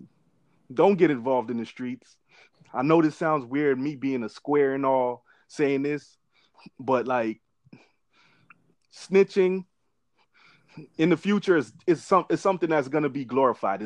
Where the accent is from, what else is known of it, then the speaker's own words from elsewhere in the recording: Hartford, Connecticut, United States; I'm from Homicide Hartford